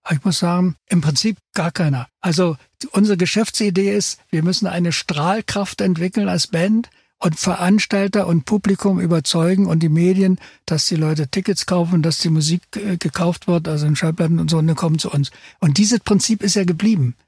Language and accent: German; the East, East Germany, Germany; wir kommen aus dem Osten, da sind wir sozialisiert